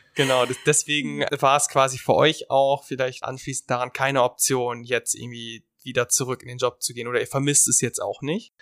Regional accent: Germany; wir als Deutsche

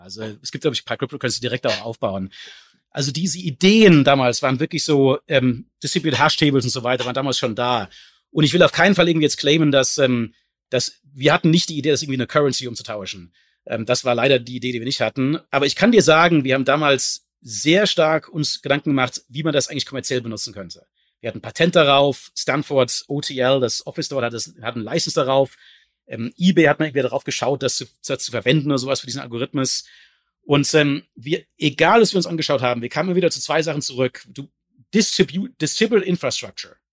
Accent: Germany; als Deutscher

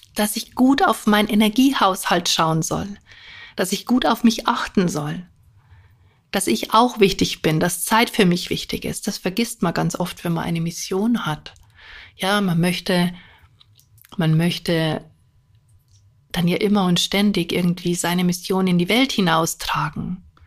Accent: near Munich, Bavaria, Germany; ich komme ja auch aus Bayern, in der Nähe von München

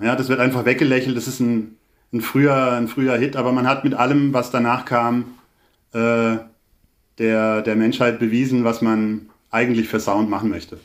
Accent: Baden-Württemberg, Germany; ich bin ja jetzt weder in Köln noch in Berlin groß geworden, sondern in einem kleinen Dorf

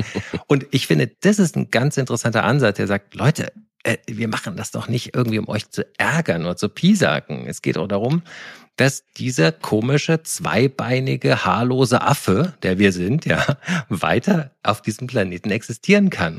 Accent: Koblenz, Rhineland-Palatinate, Germany; moved away; ich war am Wochenende in meiner Heimat in Koblenz und ähm, habe die Eltern besucht

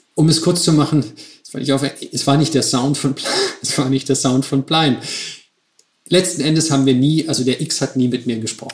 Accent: Stuttgart, Baden-Württemberg, Germany; moved away as an adult; also born or lived in Switzerland / Milan; Ich komme aus Stuttgart.

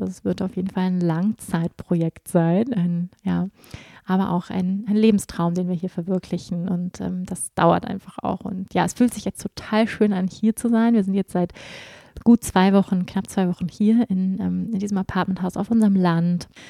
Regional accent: Germany; moved away as an adult; now in Portugal; ich bin trotzdem in Deutschland geboren und bin in der deutschen Kultur groß geworden

